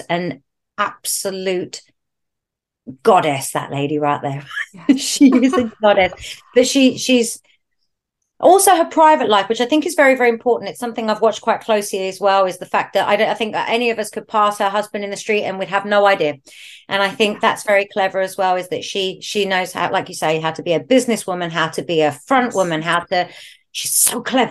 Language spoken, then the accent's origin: English; London, United Kingdom; I come from North London, it's a scene that was really, really big in my area growing up